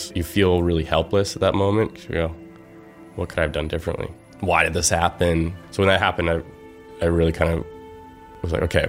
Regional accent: Malibu, California, United States; I grew up in Malibu

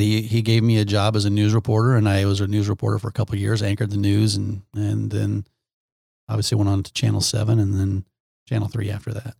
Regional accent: Omaha, Nebraska, United States; I grew up in Omaha.

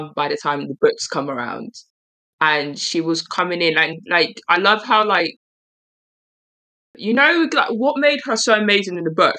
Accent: London, United Kingdom; accent: East London; I can get my East London accent on. I was born there.

